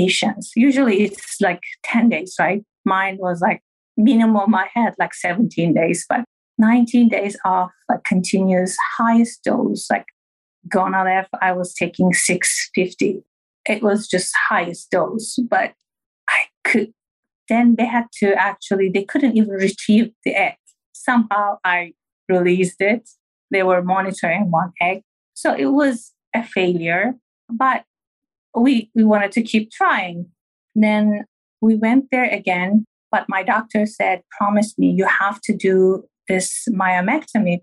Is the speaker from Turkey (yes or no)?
yes; Turkey; moved away; I'm originally from Turkey